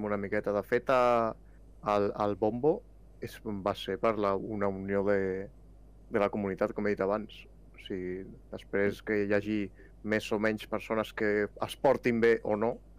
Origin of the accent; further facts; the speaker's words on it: Catalonia, Spain; com a bon català